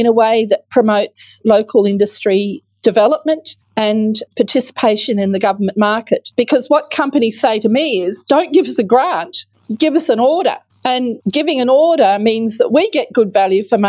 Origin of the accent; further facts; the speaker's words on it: Western Australia, Australia; my home state is not at the leading edge of public procurement management